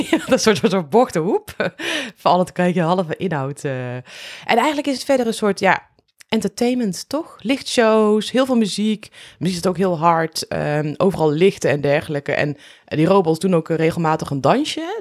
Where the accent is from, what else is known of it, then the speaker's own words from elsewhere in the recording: Netherlands; als Nederlanders